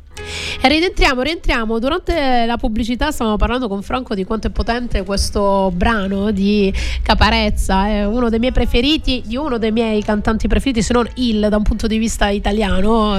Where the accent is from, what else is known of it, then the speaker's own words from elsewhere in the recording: Calabria, Italy; now in Sicily, Italy; io invece sono del nord, sono calabrese, quindi sono dell'estremo nord, vicino alla Lapponia, nord-sud